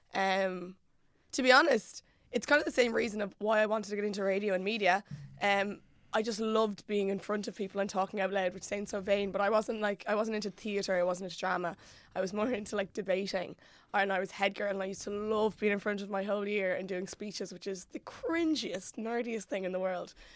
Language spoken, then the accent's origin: English; Mullingar, Westmeath, Ireland; moved away; I'm originally from Mullingar